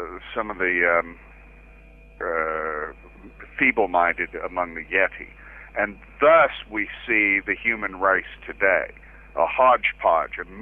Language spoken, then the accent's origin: English; Waco, Texas, United States; my hometown in Texas.